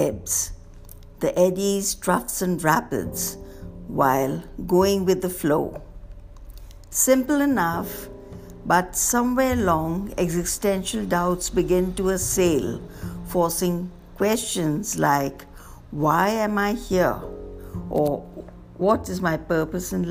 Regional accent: Bangalore, Karnataka, India; Growing up in the Bangalore of the 60s was fun and frustrating

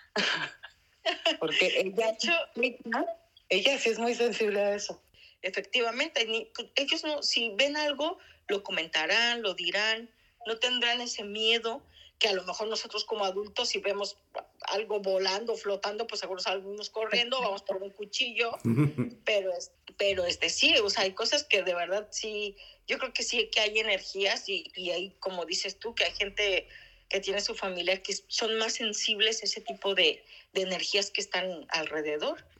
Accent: Mexico; now in Spain; nosotros como mexicanos lo vemos normal

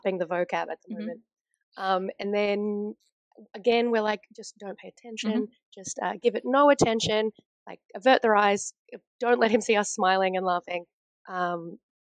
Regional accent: Australia; we're Australian

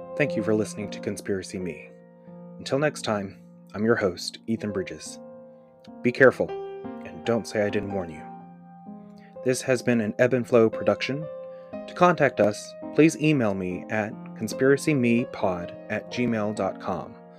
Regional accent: Georgia, United States; I'm from the South, from a little state known as Georgia.

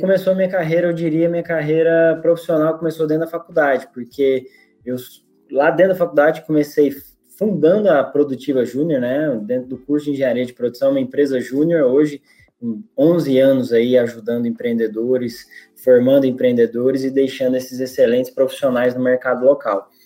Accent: Goiás, Brazil; also born or lived in Rio Grande do Norte; now in Natal, Brazil; Eu sou goiano, mas eu moro aqui no estado há 20 anos

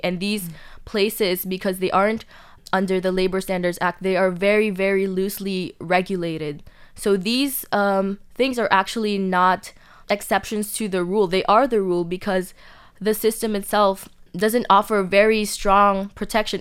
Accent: Philippines; now in Taiwan; I was from the Philippines

